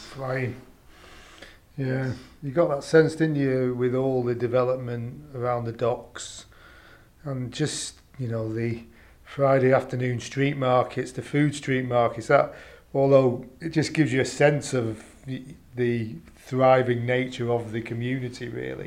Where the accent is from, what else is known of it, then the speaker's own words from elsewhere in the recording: United Kingdom; we're British